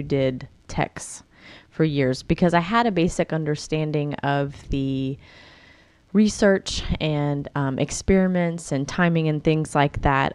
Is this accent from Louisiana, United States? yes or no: yes; Louisiana, United States; moved away as an adult; also born or lived in North Carolina; I'd been in Louisiana my whole life